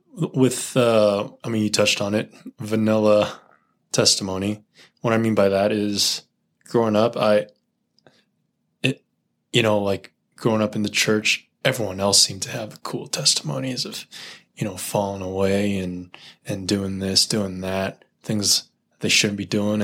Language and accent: English; Silicon Valley, California, United States; I grew up in the Silicon Valley